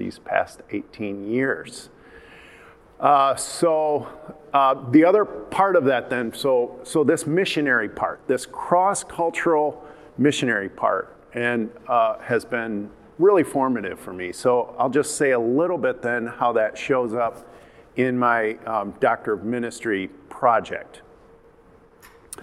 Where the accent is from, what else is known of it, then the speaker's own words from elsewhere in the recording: Byron Center, Michigan, United States; moved away as an adult; also born or lived in Turkey; my growing up in Byron Center